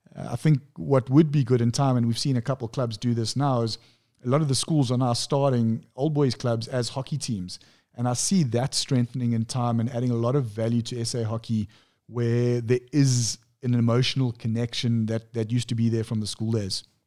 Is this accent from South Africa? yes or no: yes; Pietermaritzburg, KwaZulu-Natal, South Africa; born and bred in Pietermaritzburg.